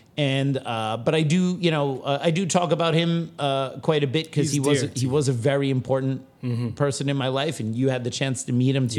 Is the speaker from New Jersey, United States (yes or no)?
yes; New Jersey, United States; also born or lived in Los Angeles / Seattle / Germany; now in Queens, United States; You know, I was born in LA. I grew up in Jersey. I went to high school in Seattle. I lived in Germany.